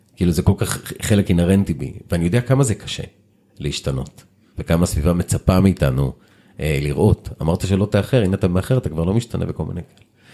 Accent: Israel; also born or lived in Lod; המעבר מהיישוב הקטן לעיר הגדולה

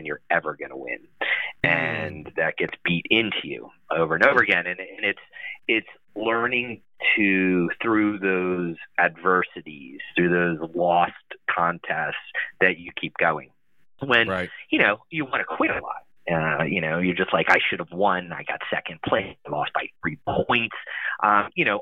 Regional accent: Ocean City, New Jersey, United States; I grew up in Ocean City, New Jersey

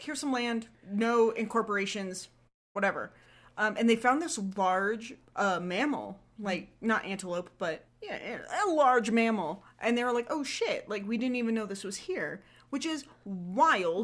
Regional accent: South Florida, United States; I grew up in South Florida

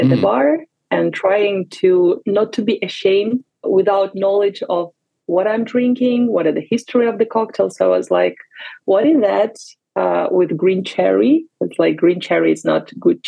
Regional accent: Vinnytsia, Vinnytsia Oblast, Ukraine; moved away as an adult; now in Barcelona, Spain; I'm originally from Vinnytsia. Many people are confused. They think it's Venice, but it's Vinnytsia. It's like two hours of drive to drive from Kyiv. So it's in the central part of Ukraine. It's my hometown.

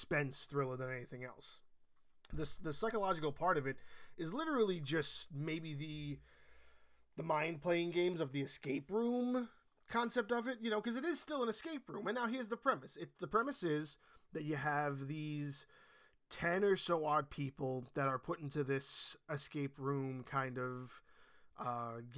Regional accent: New York, United States; I was born and raised in New York

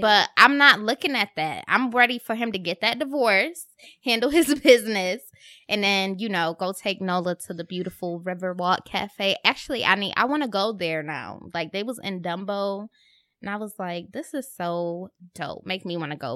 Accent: Rochester, New York, United States; now in Brooklyn, United States; I was in Rochester at home

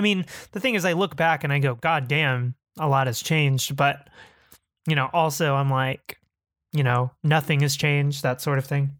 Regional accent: Texas, United States; when you're fifteen in Texas, uh, it, growing up in the Bush era

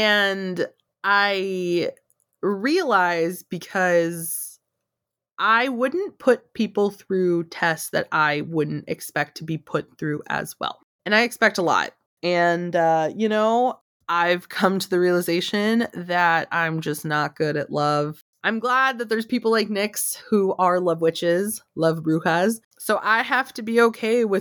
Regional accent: United States; I am American. I am Mexican. I am both

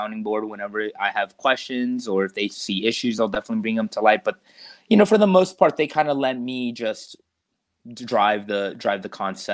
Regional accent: Stockbridge, Georgia, United States; also born or lived in Stone Mountain, Georgia; we moved from Stone Mountain to Stockbridge, Henry County

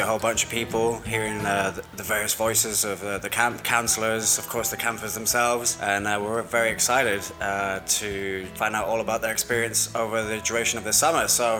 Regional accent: United Kingdom; as a British guy coming over to experience American summer camp

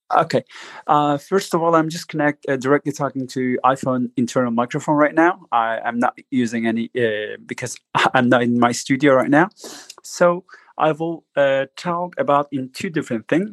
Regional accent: Turkey; I'm just uh, coming from Turkey

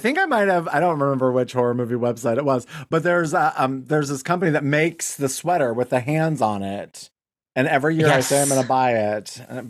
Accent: Wyoming, United States; I'm from Wyoming

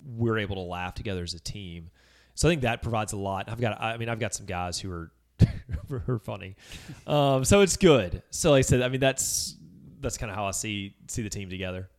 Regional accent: Baton Rouge, Louisiana, United States; moved away as an adult; also born or lived in Mississippi; now in Hernando, United States; I grew up in Baton Rouge, Louisiana

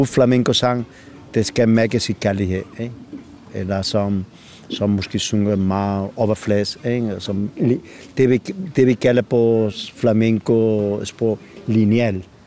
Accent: Bobadilla, Andalusia, Spain; Danish is a second language; moved away as an adult; now in Copenhagen, Denmark; jeg kommer fra Spanien, fra Andalusia

